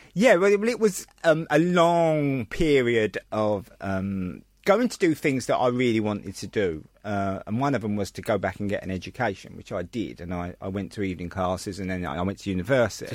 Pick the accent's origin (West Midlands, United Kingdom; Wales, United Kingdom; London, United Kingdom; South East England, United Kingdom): London, United Kingdom; I was born in Bethnal Green